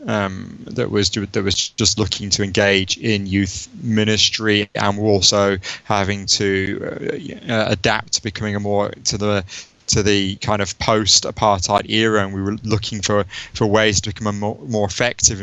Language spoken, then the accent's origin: English; Stalybridge, North West England, United Kingdom; moved away as an adult; now in South Africa; I call Staley Bridge home, just east of Manchester and Greater Manchester. That's where we moved as a family when I was 11 years old, went to Trinity School in Staley Bridge.